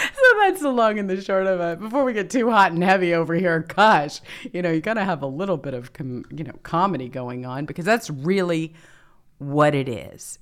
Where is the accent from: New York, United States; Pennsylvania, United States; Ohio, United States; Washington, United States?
New York, United States; New York City; I'm from Brooklyn, New York